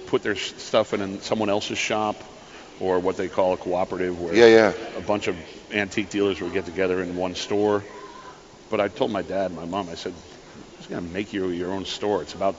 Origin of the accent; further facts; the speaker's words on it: Gardiner, Maine, United States; I grew up in Gardner, Maine.